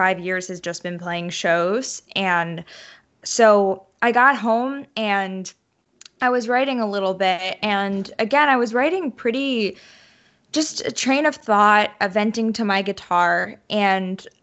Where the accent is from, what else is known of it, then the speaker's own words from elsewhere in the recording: New York, United States; moved away as an adult; now in Nashville, United States; I was born and raised in New York